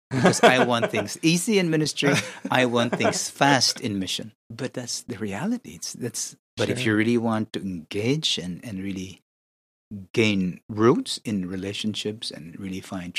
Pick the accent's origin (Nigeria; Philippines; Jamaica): Philippines; I need to think beyond the Philippines. The Filipinos are a good group to begin with. I am Filipino.